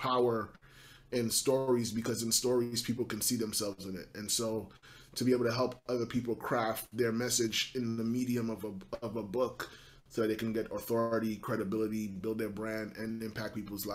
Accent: New York City, New York, United States; I'm born and raised in Brooklyn, New York, born of Haitian parents

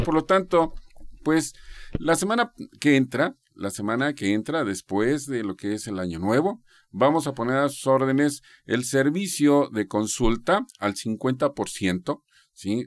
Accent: Mexico; nosotros como mexicanos estamos tan acostumbrados a comer

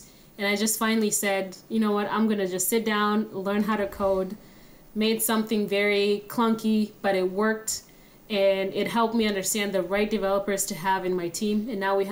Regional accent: Kenya; moved away as an adult; now in United States; I'm originally from Kenya. Came here to the United States when I was 18 years old.

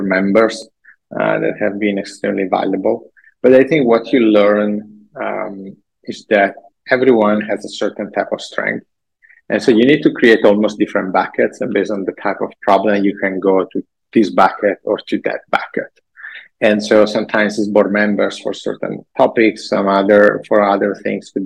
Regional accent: Italy; English is a second language; moved away as an adult; now in United States; living in a small town, medieval, middle ages town in Italy

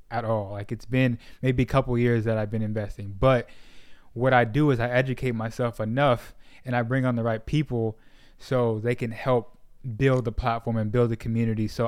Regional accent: Sacramento, California, United States; moved away as an adult; now in Dallas, United States; I grew up in Sacramento, and then when I was like around 19, I moved back down to Southern California, and then um, eventually moved. Uh, eventually made my way to Dallas.

